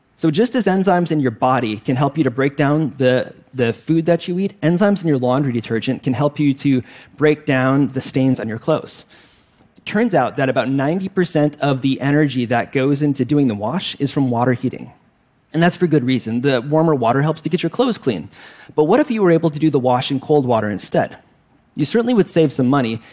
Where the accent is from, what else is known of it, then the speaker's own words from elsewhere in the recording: Wisconsin, United States; I grew up in Wisconsin, so of course I like cheese and the Green Bay Packers